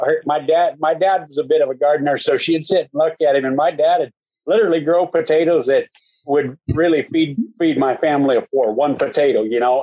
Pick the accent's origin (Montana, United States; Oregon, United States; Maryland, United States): Montana, United States; Malta; I grew up on the High Line of Malta there